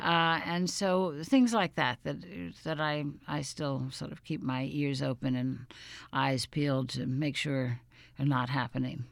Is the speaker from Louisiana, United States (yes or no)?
yes; New Orleans, Louisiana, United States; moved away; my hometown of New Orleans